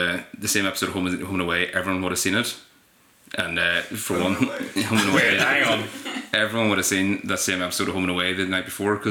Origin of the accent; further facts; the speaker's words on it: Omagh, Northern Ireland, United Kingdom; I'm from Omagh.